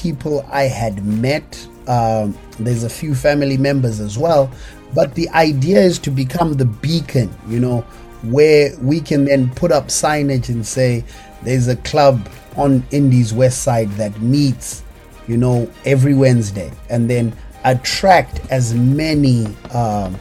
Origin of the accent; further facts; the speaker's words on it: Bulawayo, Zimbabwe; moved away as an adult; now in Indianapolis, United States; I'm originally from Bulawayo in Zimbabwe